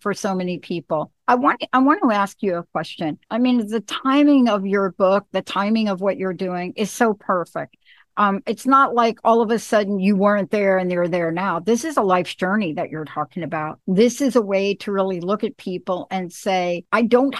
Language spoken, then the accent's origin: English; New York, United States; I'm from New York.